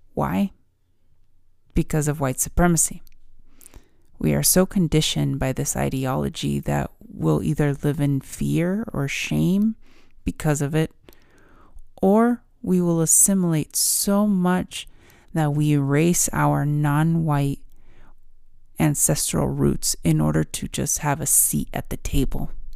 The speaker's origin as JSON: {"language": "English", "country": "United States", "tie": "born or raised there", "said": "I'm Mexican and I was born in America. What am I? Mexican-American"}